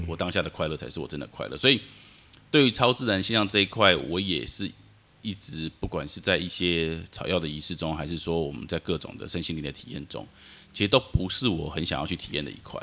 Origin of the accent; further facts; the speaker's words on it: Taipei, Taiwan; 我们家从小就住在辛亥隧道旁边